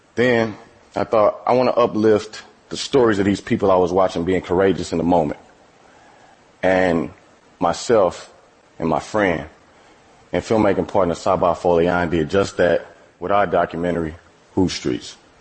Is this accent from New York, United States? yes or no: no; East St. Louis, Illinois, United States; I'm from East St. Louis, Illinois. That's a small city across the Mississippi River from St. Louis, Missouri. I have lived in and around St. Louis my entire life